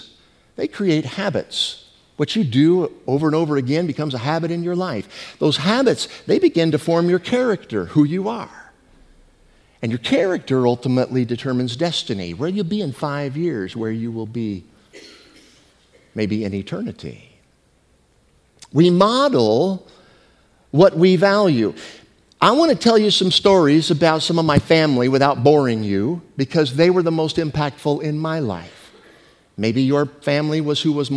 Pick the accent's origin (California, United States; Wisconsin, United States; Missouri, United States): California, United States; San Jose; also born or lived in Mount Auburn, Illinois; I grew up right here in San Jose